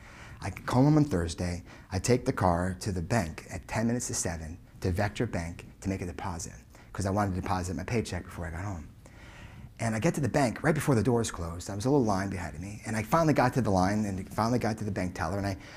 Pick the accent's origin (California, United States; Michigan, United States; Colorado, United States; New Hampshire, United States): Colorado, United States; I grew up in Colorado and I ride horses.